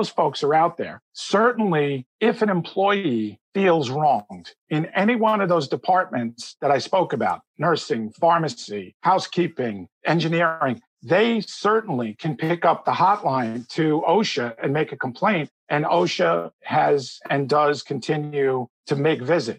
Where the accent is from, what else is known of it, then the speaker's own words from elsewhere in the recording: New Jersey, United States; my home state of New Jersey